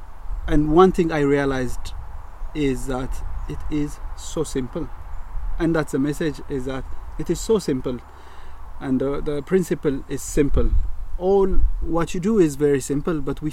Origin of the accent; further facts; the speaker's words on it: Addis Ababa, Ethiopia; moved away as an adult; now in Northern Ireland, United Kingdom; I am born and raised in Ethiopia, and in the capital city in Addis